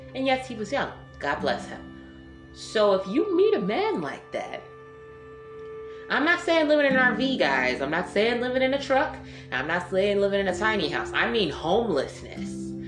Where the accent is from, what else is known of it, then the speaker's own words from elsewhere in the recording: Detroit, Michigan, United States; I was raised in Detroit